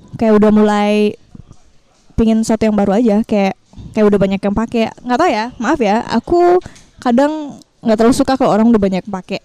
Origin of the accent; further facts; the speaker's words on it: Bali, Indonesia; aku asli Bali